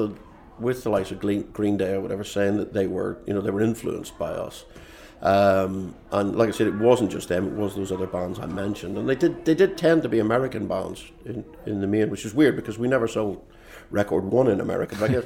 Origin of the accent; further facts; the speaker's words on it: Belfast, Northern Ireland, United Kingdom; moved away as an adult; also born or lived in London / Newcastle; now in Chicago, United States; I grew up in Belfast. I lived in London for 11 years. I lived in Newcastle for 15 years. And I've now been in Chicago for about 15 years